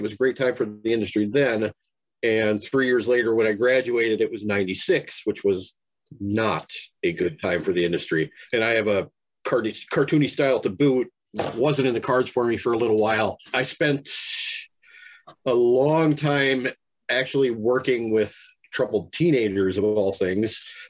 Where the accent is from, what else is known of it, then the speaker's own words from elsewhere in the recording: Minnesota, United States; I am from Minnesota